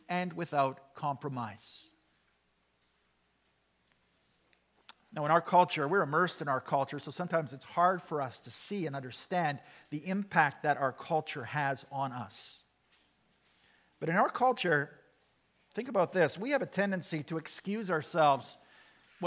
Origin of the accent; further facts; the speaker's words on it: Canada; we, as Canadian Christians living in the 21st century